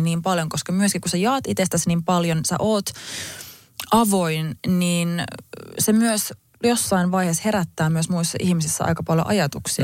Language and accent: Finnish; Finland; mun äiti on kiinalainen ja mä oon kasvanut kuitenkin Suomessa